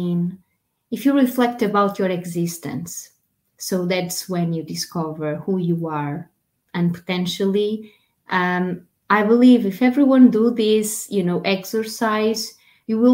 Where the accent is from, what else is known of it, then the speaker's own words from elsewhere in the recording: Portugal; English is a second language; moved away; being a Portuguese foreign actress